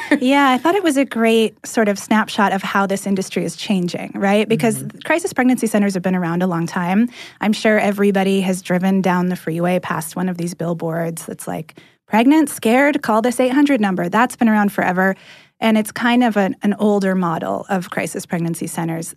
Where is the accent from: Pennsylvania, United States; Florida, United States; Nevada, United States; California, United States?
California, United States; moved away as an adult; now in Atlanta, United States